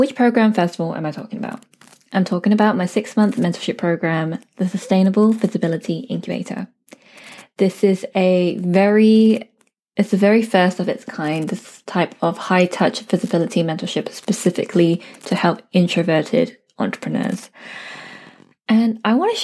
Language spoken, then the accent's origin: English; United Kingdom; I'm a British-born Chinese girl